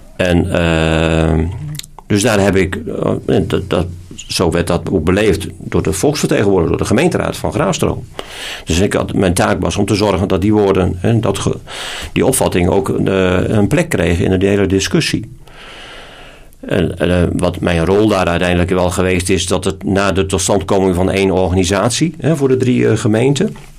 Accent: Groningen, Netherlands; moved away; also born or lived in Alblasserwaard; ik ben een Groninger

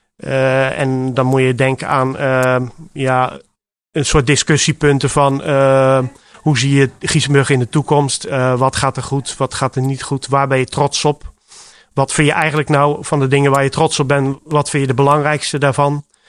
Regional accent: Rotterdam, South Holland, Netherlands; moved away as an adult; now in Giessenburg, Netherlands; Ik kom oorspronkelijk uit Rotterdam. En ik ben eh, op mijn achttiende jaar hier terechtgekomen.

